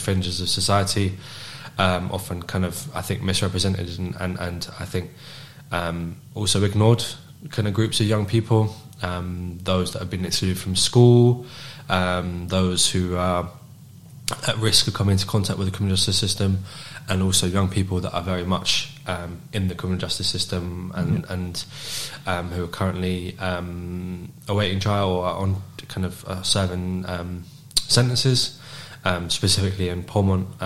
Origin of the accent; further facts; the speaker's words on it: London, United Kingdom; moved away as an adult; now in Glasgow, United Kingdom; I was born in London, in North London. And I moved up to Glasgow when I was 18.